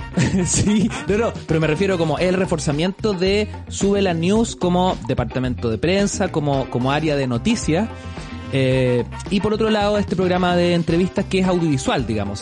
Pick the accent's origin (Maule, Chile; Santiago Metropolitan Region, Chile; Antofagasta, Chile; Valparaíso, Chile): Antofagasta, Chile; cuando éramos chicos, vivíamos en Antofagasta